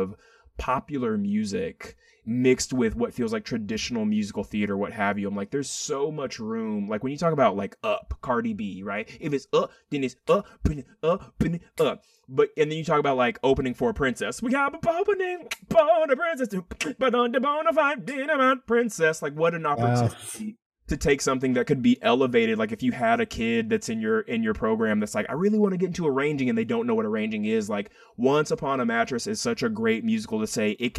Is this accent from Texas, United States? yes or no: yes; Athens, Texas, United States; also born or lived in Austin, Texas; I grew up in Athens, Texas, which is, you know, Friday Night Lights, East Texas